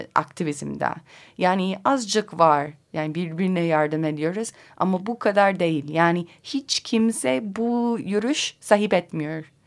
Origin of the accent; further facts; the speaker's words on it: Colorado, United States; Turkish is a second language; moved away as an adult; also born or lived in Kars, Turkey; Amerika'da özellikle Colorado benim memleketimde